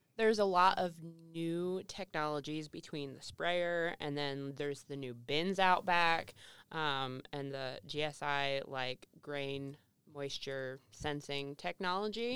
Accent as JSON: {"language": "English", "country": "United States", "said": "me being an American"}